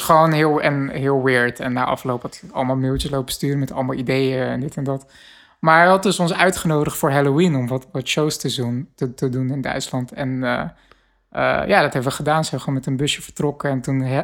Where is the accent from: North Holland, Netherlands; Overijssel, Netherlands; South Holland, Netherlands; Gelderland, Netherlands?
South Holland, Netherlands; Rotterdam; ik eh, als Rotterdammer